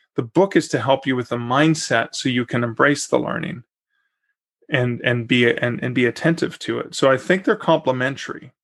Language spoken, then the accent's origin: English; Canada; I'm also Canadian and I wasn't planning on moving to Oklahoma City.